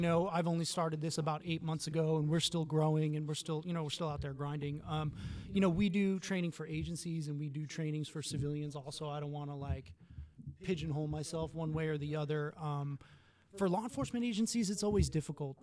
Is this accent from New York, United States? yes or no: yes; New York City, New York, United States; moved away as an adult; now in Florida, United States; I'm from New York City. My family moved down here